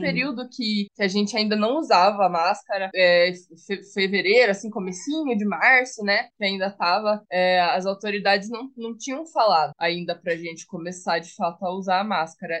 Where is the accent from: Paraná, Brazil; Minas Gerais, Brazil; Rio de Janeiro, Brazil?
Paraná, Brazil; Eu sou do Paraná